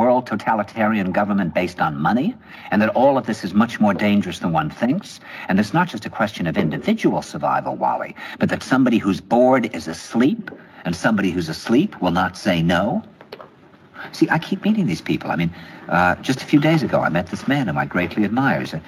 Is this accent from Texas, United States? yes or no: no; New York, United States; New York